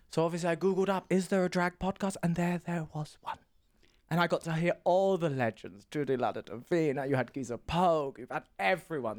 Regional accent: Essex, East of England, United Kingdom; moved away as an adult; also born or lived in Stockholm, Sweden; now in Berlin, Germany; I'm from the Essex, the England, the deep, deep south of Tory Britain

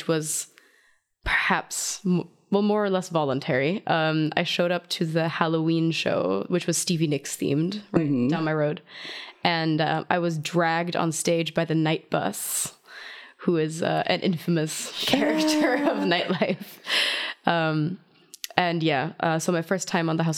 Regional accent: outside of Zurich, Switzerland; English is a second language; moved away as an adult; also born or lived in Hanover, Germany / Rhode Island, United States; now in Berlin, Germany; Born in Germany, outside of Hanover. I was raised in Switzerland, outside of Zurich.

